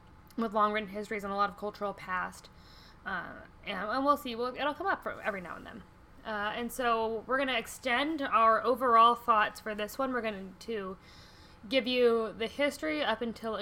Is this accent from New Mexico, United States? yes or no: no; Colorado, United States; now in Indiana, United States; I'm from Colorado.